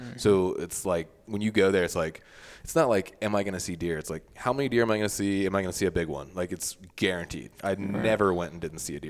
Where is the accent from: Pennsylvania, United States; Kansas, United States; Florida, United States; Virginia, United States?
Virginia, United States; Virginia Beach; Yeah, so I grew up in Virginia Beach, which is, like, a beach town, and people don't have accents there.